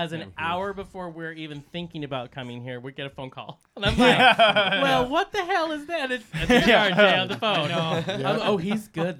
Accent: the Northwest, Pacific Northwest, United States; We're from the Northwest.

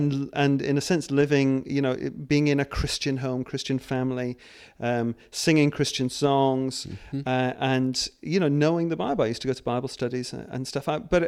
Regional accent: Scotland, United Kingdom; born there; Actually, I was born in Scotland.

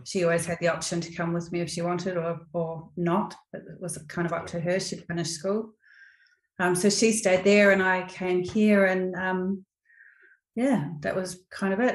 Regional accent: New Zealand; now in Australia; I'm a Kiwi.

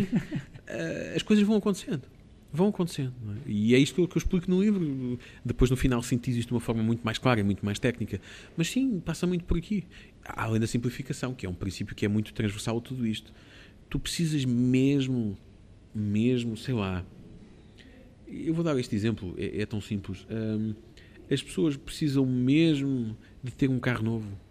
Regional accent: Portugal; sou de Portugal

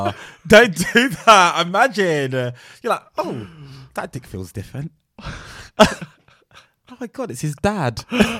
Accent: London, United Kingdom; accent: South London; I'm from South London.

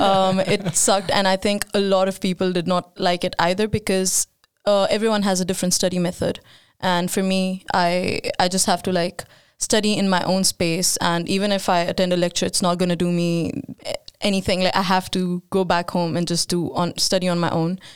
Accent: India; now in Sweden; I moved, uh, to Sweden seven years ago, and I'm from India

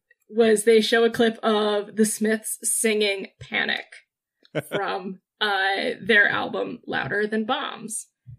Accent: United Kingdom; We're using the word telly now because we're British.

